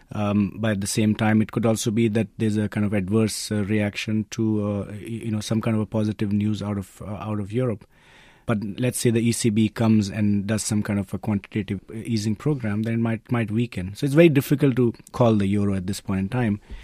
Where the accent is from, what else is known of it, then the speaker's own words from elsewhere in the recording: India; I'm being Indian myself